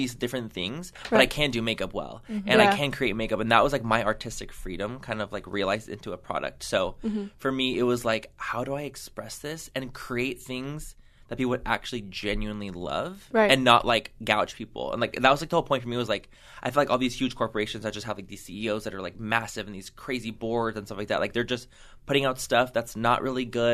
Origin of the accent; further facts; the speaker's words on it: San Diego, California, United States; I grew up in San Diego